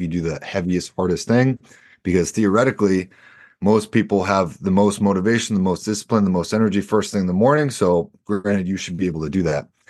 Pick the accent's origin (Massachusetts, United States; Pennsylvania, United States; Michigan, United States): Massachusetts, United States; Boston; I'm also from Boston